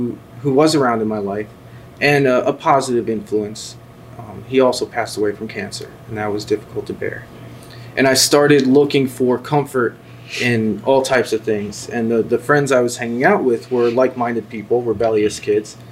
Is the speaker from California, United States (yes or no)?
no; New Jersey, United States; I grew up in North Jersey